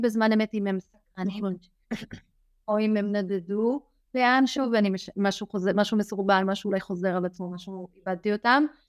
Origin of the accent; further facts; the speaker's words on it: Israel; moved away; אני גדלתי במושב קטן, חזרתי אחר כך למושב קטן, אני כבר לא גרה שם